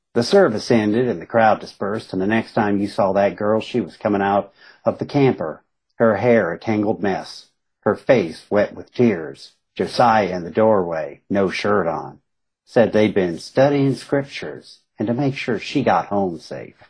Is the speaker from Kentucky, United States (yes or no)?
yes; Southern West Virginia, Eastern Kentucky, United States; born or raised there